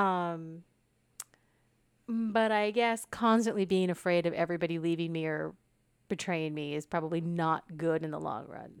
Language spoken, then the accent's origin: English; United States; I am American